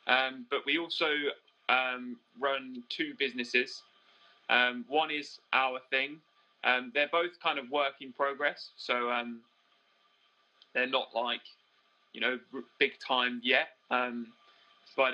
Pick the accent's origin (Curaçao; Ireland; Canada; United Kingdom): United Kingdom; East of England; We are from the UK, from Cambridgeshire. We aren't actually currently in our van because we recently returned to the UK and had to quarantine.